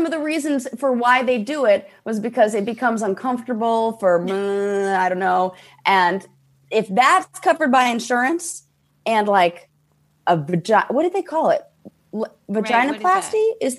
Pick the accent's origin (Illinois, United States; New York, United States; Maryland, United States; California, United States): California, United States; Los Angeles; Born and raised in LA.